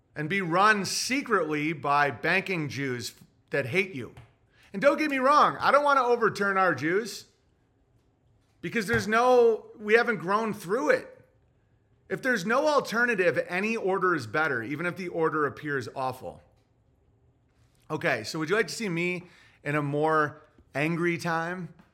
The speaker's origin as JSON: {"language": "English", "country": "United States", "said": "as an American"}